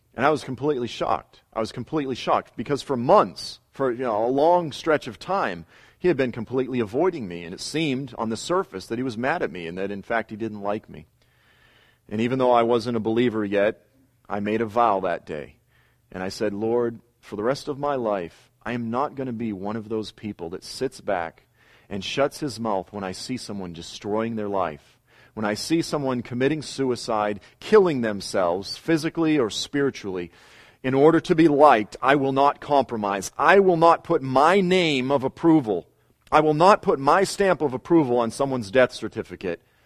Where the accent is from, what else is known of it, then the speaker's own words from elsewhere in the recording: Boston, Massachusetts, United States; I grew up in South Boston